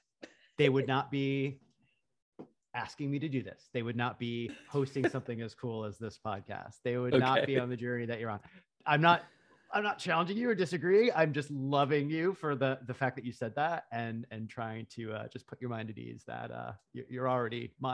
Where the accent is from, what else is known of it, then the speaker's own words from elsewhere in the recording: Lake George, New York, United States; now in New York City, United States; Yeah, I'm from Lake George.